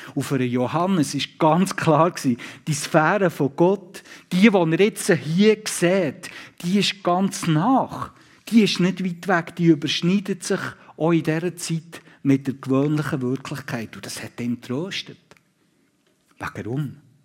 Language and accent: German; Switzerland; hier bei uns in der Schweiz